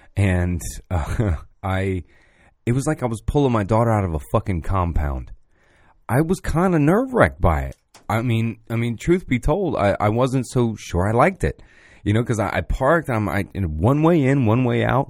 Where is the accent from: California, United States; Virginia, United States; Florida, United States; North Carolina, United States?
Florida, United States; Pine Hills; I'm from Pine Hills